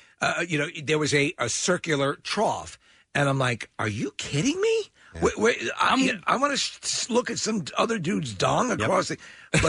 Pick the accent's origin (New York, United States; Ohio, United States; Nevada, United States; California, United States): New York, United States; moved away; we came down from New York on a field trip in fourth grade